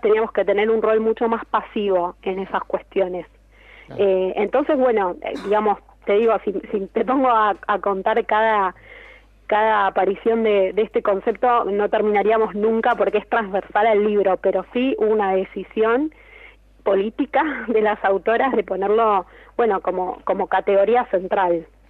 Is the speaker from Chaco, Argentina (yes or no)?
no; La Matanza, Buenos Aires Province, Argentina; la Feria del Libro de La Matanza, que es de donde soy yo.